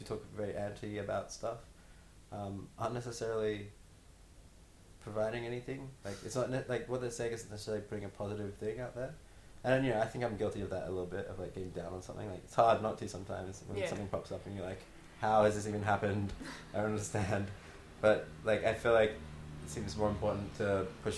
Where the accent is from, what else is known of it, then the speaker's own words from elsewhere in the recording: Brisbane, Queensland, Australia; I've been here for my whole life